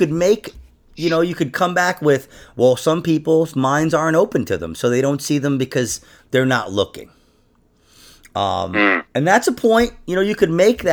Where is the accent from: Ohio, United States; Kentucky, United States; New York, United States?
New York, United States; I'm from New York